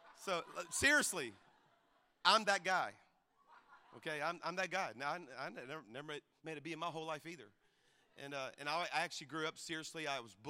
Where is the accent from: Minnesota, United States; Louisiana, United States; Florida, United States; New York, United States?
Louisiana, United States; South; now in Alabama, United States; I grew up in Louisiana. Our church is in Alabama, but I'm a Cajun from South Louisiana